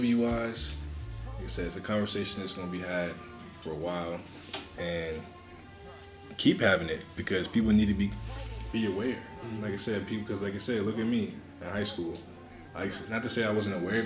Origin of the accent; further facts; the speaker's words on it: New Jersey, United States; where I grew up in Jersey